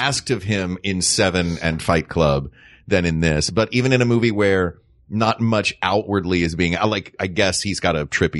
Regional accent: the South, United States; from the South. Diphthongs and triphthongs are just in our blood.

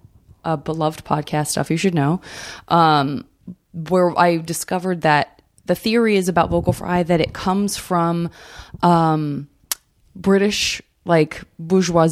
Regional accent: Tucson, Arizona, United States; A lot of white liberals in Tucson, which is where I'm from.

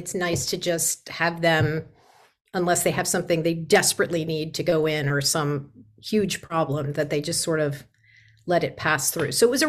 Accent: San Diego, California, United States; also born or lived in New York City, New York; Originally, I grew up in New York City until I was six. And then my parents moved me to the West Coast to a small town called La Jolla in San Diego, where I went to high school and did all that.

